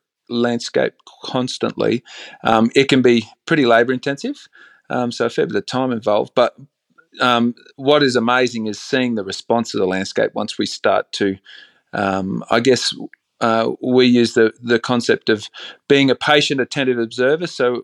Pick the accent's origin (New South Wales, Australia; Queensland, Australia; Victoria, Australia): Queensland, Australia; Bundaberg; Look, I grew up in a town called Bundaberg, sort of central coastal Queensland, and we had a very simple life.